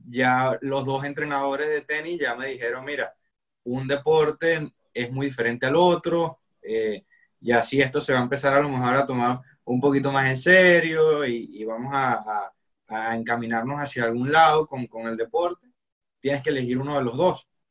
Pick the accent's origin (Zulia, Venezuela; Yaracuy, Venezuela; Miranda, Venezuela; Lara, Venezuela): Lara, Venezuela; Barquisimeto; now in Hallandale, United States; yo nací en Barquisimeto y, actualmente me encuentro ubicado en Hallander, Florida